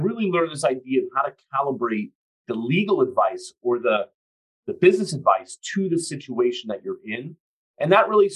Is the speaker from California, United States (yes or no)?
yes; San Francisco, California, United States; So I grew up in San Francisco. I practice in San Francisco now